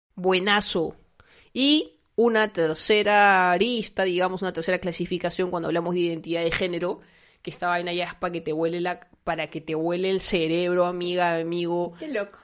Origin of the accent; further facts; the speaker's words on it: Lima, Peru; yo he crecido en Lince, que he pasado mi, niñez, mi, pubertad, mi adolescencia en Lince